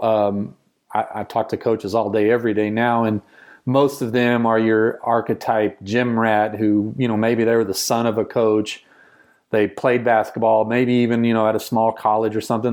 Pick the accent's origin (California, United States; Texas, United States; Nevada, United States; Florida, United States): Texas, United States; rural; I grew up in rural Texas, small town where you played sports.